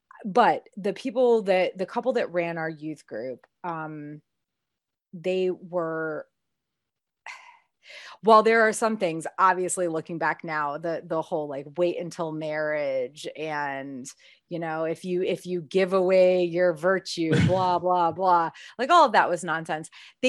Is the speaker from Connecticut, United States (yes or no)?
yes; Connecticut, United States; because I grew up in Connecticut again. So being a Baptist in New England is weird as fuck, to be honest.